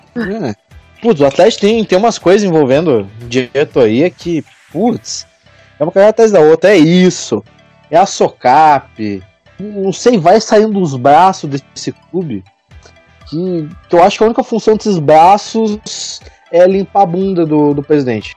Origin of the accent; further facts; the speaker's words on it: Cafelândia, Paraná, Brazil; eu sou ali de Cascavel região, sou de Cafelândia